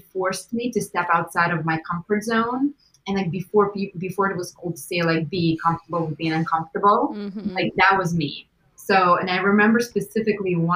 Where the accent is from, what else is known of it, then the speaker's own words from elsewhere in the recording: Russia; moved away; growing up in Russia even because we grew up with very little